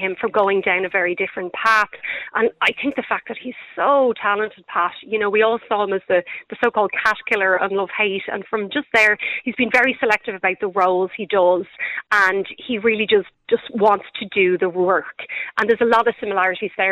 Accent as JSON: {"language": "English", "country": "Ireland", "said": "as Irish people, we like to claim everything"}